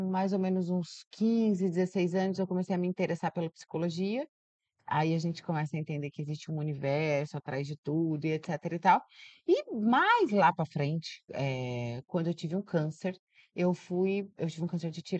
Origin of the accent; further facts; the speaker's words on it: Mato Grosso, Brazil; also born or lived in São Caetano do Sul, São Paulo / Cuiabá; now in São Paulo, Brazil; E aí a gente foi para Mato Grosso, e eu meio que passei a minha infância no Mato Grosso, no Pantanal